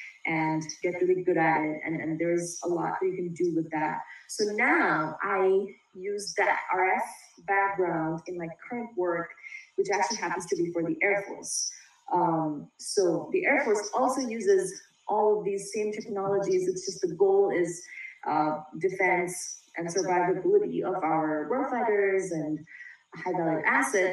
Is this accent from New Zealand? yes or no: no; India; moved away as an adult; now in United States; I came over from India to go to college here.